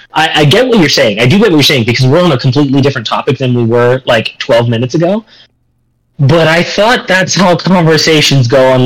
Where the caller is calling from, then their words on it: Indiana, United States; a dinner at a nice restaurant that is literally next to the train tracks here in Indiana, because I'm recording from Indiana.